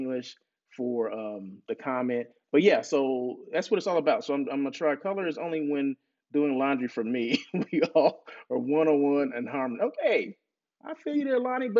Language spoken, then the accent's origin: English; Blythe, California, United States; moved away; Blythe where I grew up